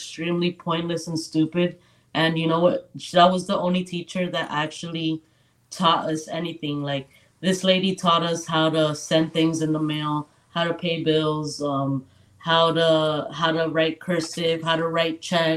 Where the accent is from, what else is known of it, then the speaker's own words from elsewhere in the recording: Kendall, Florida, United States; also born or lived in Hialeah, Florida / Dade County; I was born and raised in Hialeah, and then I moved to Kendall when I was like 6 years old